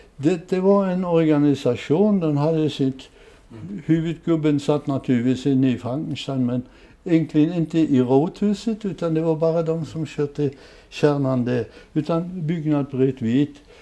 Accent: Ząbkowice Śląskie, Lower Silesian Voivodeship, Poland; also born or lived in Peterwitz, Silesia; now in Sweden; jag är uppväxt i Frankenstein

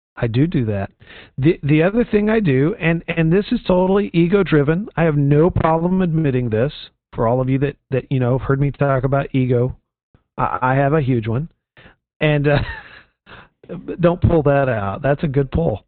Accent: Houston, Texas, United States; moved away; the pastor of my home church growing up in Texas

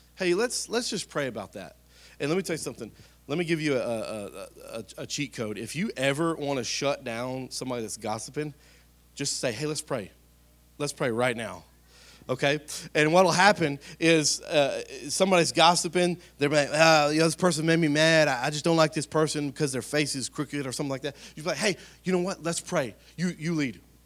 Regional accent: Spring Hill, United States; I'm from Spring Hill, been here my whole life

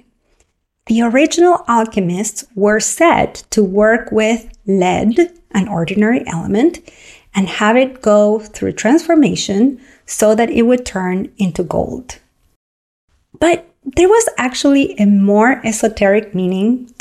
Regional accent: Argentina; moved away; When I grew up in Argentina, I grew up with a father who loved to cook

